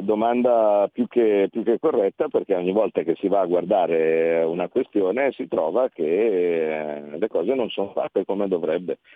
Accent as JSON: {"language": "Italian", "town": "Como", "region": "Lombardy", "country": "Italy", "said": "io da Comasco, eh, ho una casa che è di fronte a un lago"}